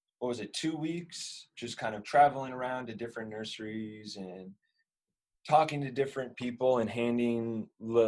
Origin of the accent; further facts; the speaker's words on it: Northern California, United States; moved away as an adult; now in Japan; I'm from Northern California, and I am doing a apprenticeship